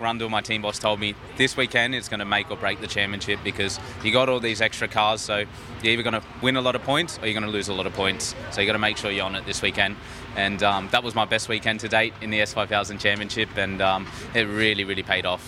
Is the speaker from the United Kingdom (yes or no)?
no; Australia; here in my home country